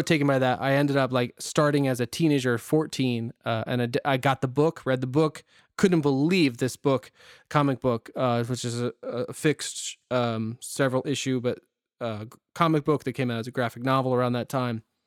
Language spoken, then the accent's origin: English; Northeast Ohio, United States; we're from Northeast Ohio, both of us